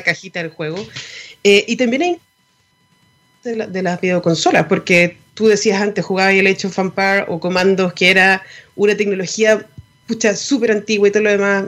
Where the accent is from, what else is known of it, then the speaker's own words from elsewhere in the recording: Chile; nosotros como chilenos